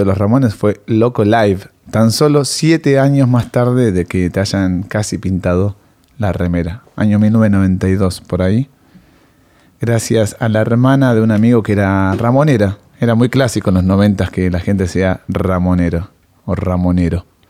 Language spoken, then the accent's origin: Spanish; Argentina; somos argentinos